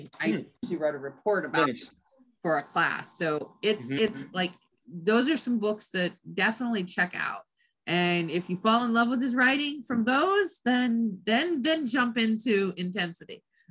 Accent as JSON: {"language": "English", "region": "California", "country": "United States", "tie": "born or raised there", "said": "I grew up in Southern California."}